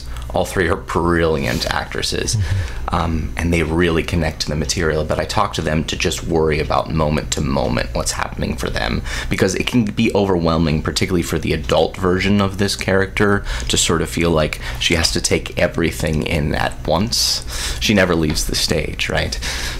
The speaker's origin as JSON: {"language": "English", "town": "Pittsburgh", "region": "Pennsylvania", "country": "United States", "accent": "yinzer", "moved": "yes", "said": "I'm from Pittsburgh, so right. We were talking before we were on the air. If I have enough to drink, man, the yinzer will come out of me."}